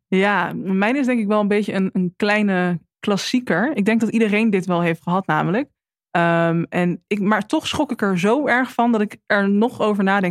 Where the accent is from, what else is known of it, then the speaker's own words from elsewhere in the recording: Drenthe, Netherlands; moved away as an adult; also born or lived in Alkmaar; ik kom uit Drenthe en ik ben in eerst in Alkmaar gaan wonen.